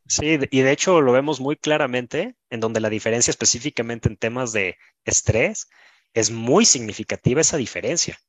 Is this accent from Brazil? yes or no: no; Mexico; Yo soy mexicano